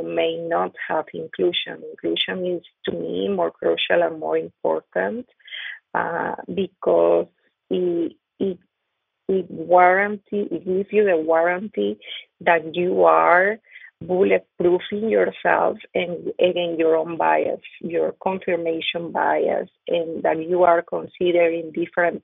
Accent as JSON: {"language": "English", "country": "Venezuela", "tie": "born or raised there", "first_language": "Spanish", "second_language": "English", "moved": "as an adult", "lives_now": "Kentucky, United States", "said": "I grew up in Venezuela, just with the same people, you know, we look the same, we speak the same"}